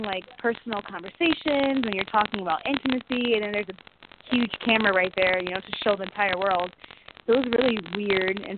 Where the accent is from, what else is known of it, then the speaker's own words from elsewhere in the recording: Ohio, United States; I'm from Ohio